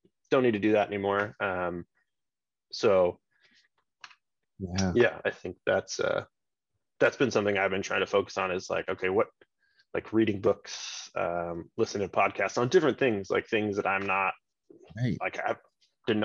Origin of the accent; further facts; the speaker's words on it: United States; I'm the American.